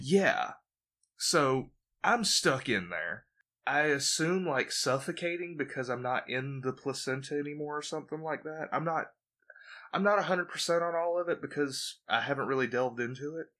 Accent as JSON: {"language": "English", "region": "Georgia", "country": "United States", "tie": "born or raised there", "also_born_or_lived": "Jacksonville, Florida", "said": "I was born in Georgia"}